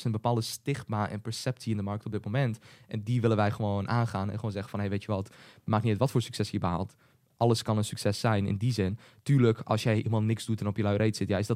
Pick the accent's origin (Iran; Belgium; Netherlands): Netherlands; Hengelo, Overijssel; we zijn allebei geboren in Hengelo, geboren en in Hengelo.